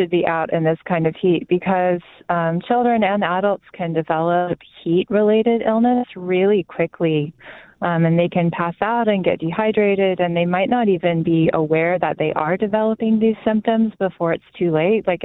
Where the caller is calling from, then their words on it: Odessa, Missouri, United States; I'm from Odessa, Missouri.